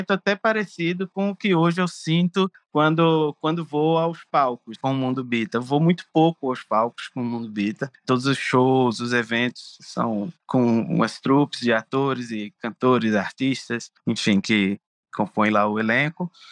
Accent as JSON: {"language": "Portuguese", "region": "Rio de Janeiro", "country": "Brazil", "tie": "born or raised there", "accent": "carioca", "lives_now": "Pernambuco, Brazil", "said": "Porque minha família é toda daqui de Pernambuco e eu nasci no Rio. Então, quando eu era criança, eu, eu vinha cá para Pernambuco, mas eu tinha um sotaque de criança carioca."}